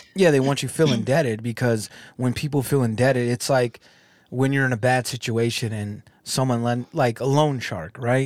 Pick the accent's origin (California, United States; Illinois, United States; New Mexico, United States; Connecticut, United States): California, United States; now in Michigan, United States; I'm from California, but I'm out here in Michigan